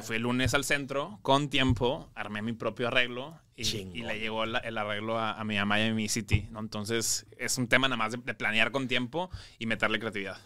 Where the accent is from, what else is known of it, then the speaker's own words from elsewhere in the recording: Monterrey, Nuevo León, Mexico; now in Mexico City, Mexico; yo soy regio, pero, pero vivo en la Ciudad de México